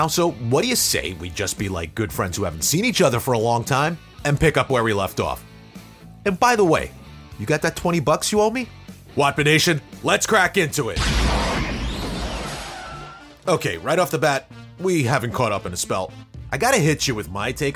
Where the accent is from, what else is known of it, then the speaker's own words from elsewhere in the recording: New York City, New York, United States; I grew up in New York City in the 70s and 80s